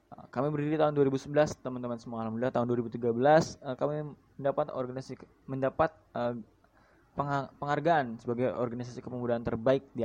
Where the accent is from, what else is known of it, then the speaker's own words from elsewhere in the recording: Subang, West Java, Indonesia; born there; saya lahir di Subang 15 Juli 2001 suku saya Sunda Jawa Barat